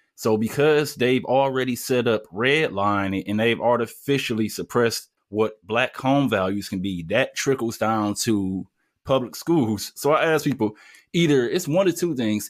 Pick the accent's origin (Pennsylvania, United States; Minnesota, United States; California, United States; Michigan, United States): Michigan, United States; Detroit; I grew up in Detroit